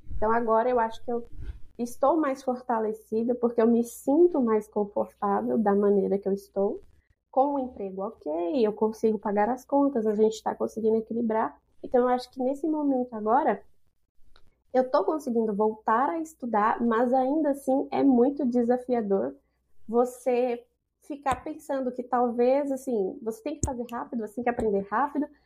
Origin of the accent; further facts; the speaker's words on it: Brasília, Federal District, Brazil; moved away as an adult; now in Canada; Eu vim da periferia, eu sou de Brasília, mas eu vim da periferia de Brasília